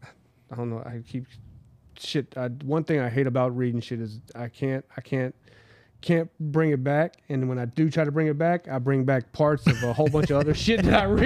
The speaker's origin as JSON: {"language": "English", "town": "Huntsville", "region": "Alabama", "country": "United States", "tie": "born or raised there", "said": "But where I grew up mainly in Huntsville"}